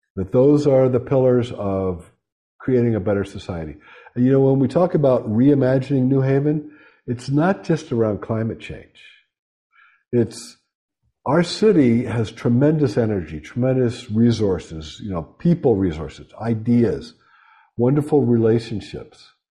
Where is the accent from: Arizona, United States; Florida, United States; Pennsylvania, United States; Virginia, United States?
Pennsylvania, United States; Pittsburgh; moved away; I'm from Western Pennsylvania, shot and beer town, Pittsburgh